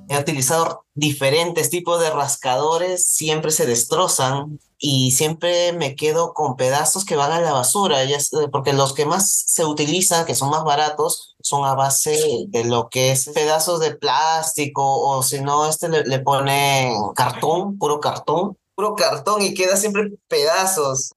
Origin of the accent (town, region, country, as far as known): Peru